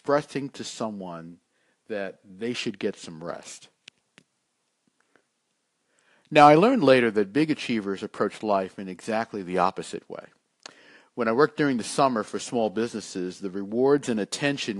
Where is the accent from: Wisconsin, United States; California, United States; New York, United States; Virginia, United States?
New York, United States; New York City; When I was growing up in Brooklyn, New York